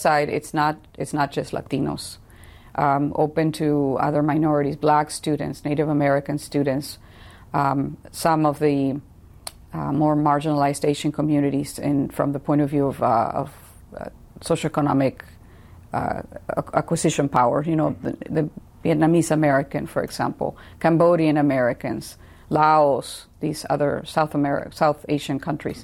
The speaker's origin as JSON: {"language": "English", "town": "Tijuana", "region": "Baja California", "country": "Mexico", "tie": "born or raised there", "moved": "yes", "lives_now": "San Diego, United States", "said": "I grew up in Tijuana, so right across the border from San Diego."}